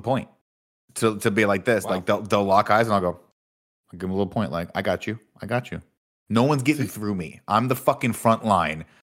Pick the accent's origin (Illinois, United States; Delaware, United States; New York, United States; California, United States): California, United States; Riverside; moved away; I grew up in Riverside